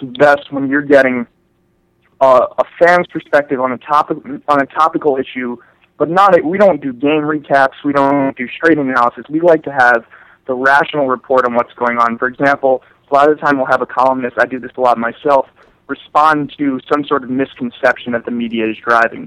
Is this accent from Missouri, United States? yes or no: no; New York, United States; I'm from New York